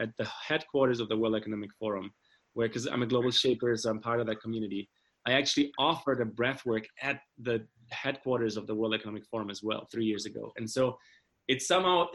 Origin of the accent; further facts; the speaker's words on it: Germany; moved away; this world I grew up in Germany is, you know, it's very privileged